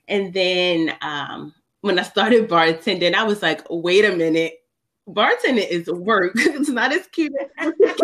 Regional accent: Baltimore, Maryland, United States; I've been born and raised in Baltimore, Maryland

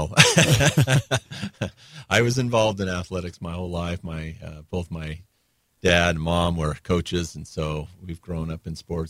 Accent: Brigham City, Utah, United States; also born or lived in Oregon / Logan, Utah; I grew up mostly in Brigham City. When I was a junior, we moved over to Logan area, but I still commuted over Sardine Canyon and Box Elder.

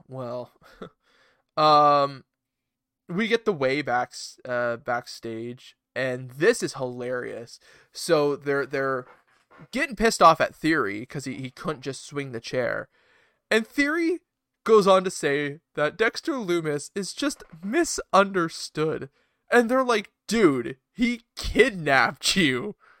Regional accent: Canada; as a Canadian

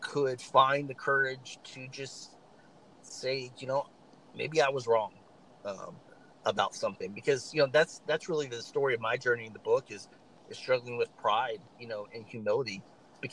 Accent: the South, United States; I'm from the South

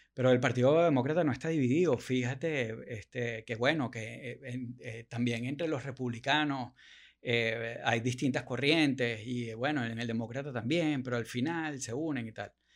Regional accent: Venezuela; uno como venezolano

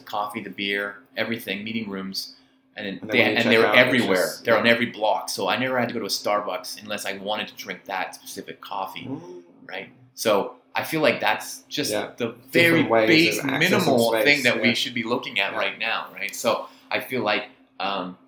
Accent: Vancouver, British Columbia, Canada; moved away as an adult; now in Hong Kong; I'm from Vancouver originally

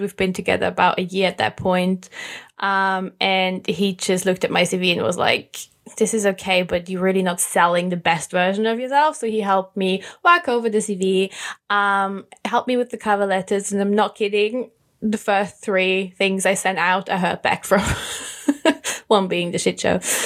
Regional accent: Austria; moved away as an adult; now in United Kingdom; I'm originally from Austria

